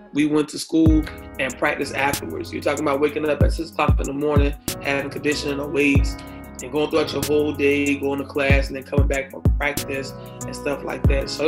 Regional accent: Tallahassee, Florida, United States; also born or lived in Blountstown, Florida; Tallahassee. It really reminded me where I'm from.

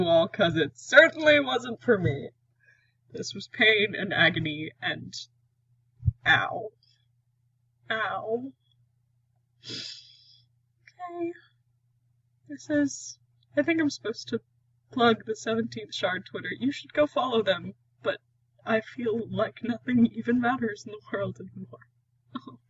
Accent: Texas, United States; I am from Texas, in case y'all didn't know. So I do say y'all

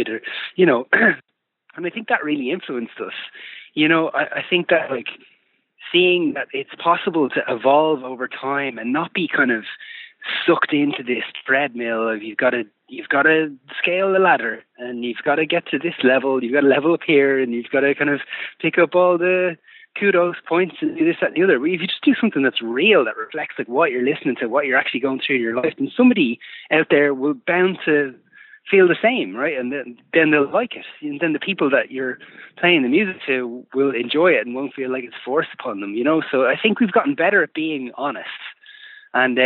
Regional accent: Fingal, outskirts of Dublin, Leinster, Ireland; we are, like, products of our upbringing, right? We're from the outskirts of Dublin City. We're all from Fingal.

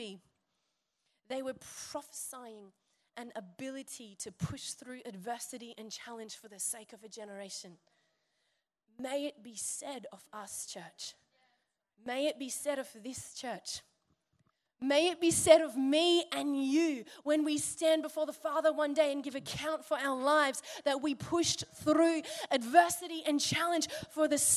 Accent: Byron Bay, New South Wales, Australia; I'm from Byron

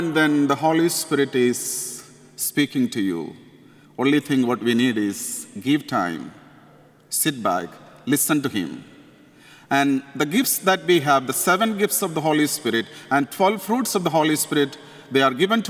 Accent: India; accent: Indian; English is a second language; moved away as an adult; my Indian accent.

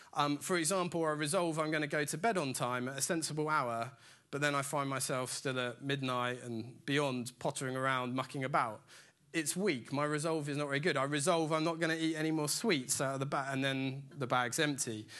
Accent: Dorset, South West England, United Kingdom; I grew up in Dorset in a tiny little village in the middle of absolutely nowhere

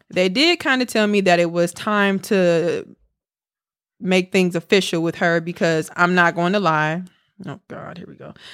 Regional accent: College Park, Georgia, United States; now in Philadelphia, United States; I'm from College Park, Georgia, but I currently live in Philly.

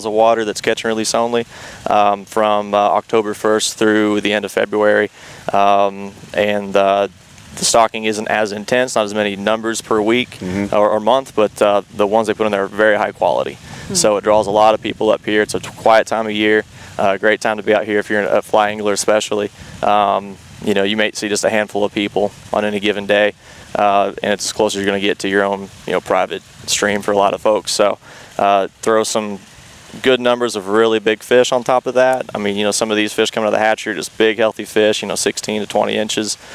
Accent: Southern Illinois, United States; moved away as an adult; also born or lived in South Dakota; now in Tellico Plains, United States; I'm from Southern Illinois originally.

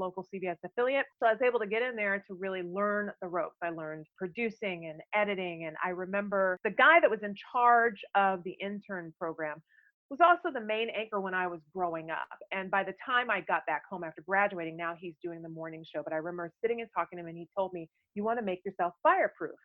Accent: Fresno, California, United States; I grew up in Fresno

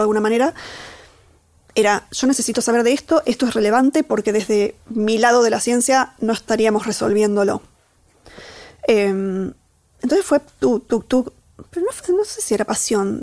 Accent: Catamarca, Argentina; moved away; soy de Catamarca, de un pueblito, que, digamos, ahí subyacente, parte de mí, hay unos primeros años de vida en donde aprendí a andar a caballo casi al mismo tiempo que caminar

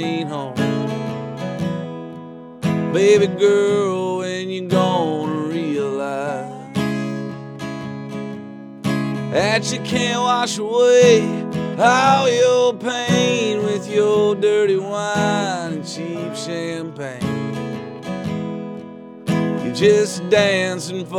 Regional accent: Reidsville, North Carolina, United States; moved away as an adult; now in Raleigh, United States; I'm from Reidsville, North Carolina, but Raleigh's definitely much more of a home for me

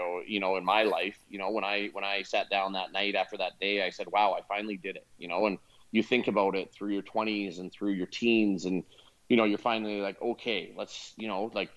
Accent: West Coast of Canada, British Columbia, Canada; I'm from the West Coast, where obviously it's a year-round climate where you can actually play rugby in Canada year-round.

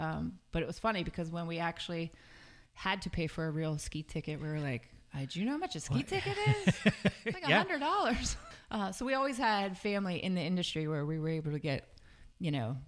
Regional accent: Fort Dix, New Jersey, United States; born there; So grew up, I was born at Fort Dix, New Jersey.

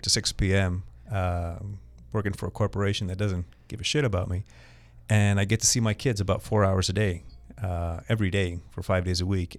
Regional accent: Montreal, Quebec, Canada; also born or lived in Toronto, Canada; I was born in Montreal

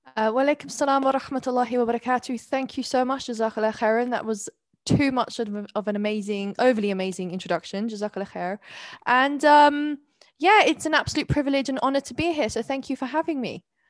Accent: London, United Kingdom; accent: very English; also born or lived in Neath, Wales / Skewen, Wales; at six years old, my mother decided to relocate to London

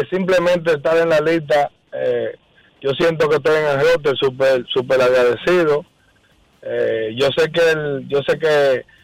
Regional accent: Dominican Republic; yo soy dominicano

